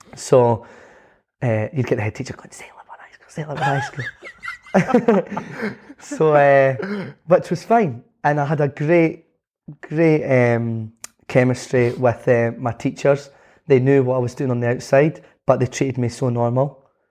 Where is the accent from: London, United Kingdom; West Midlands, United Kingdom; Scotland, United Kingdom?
Scotland, United Kingdom; being Scottish